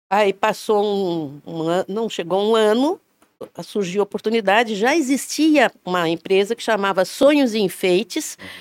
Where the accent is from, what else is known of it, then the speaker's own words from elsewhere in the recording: Tubarão, Santa Catarina, Brazil; moved away as an adult; also born or lived in Florianópolis / Rio de Janeiro / Porto Alegre; now in Blumenau, Brazil; eu só saí de Tubarão para fazer faculdade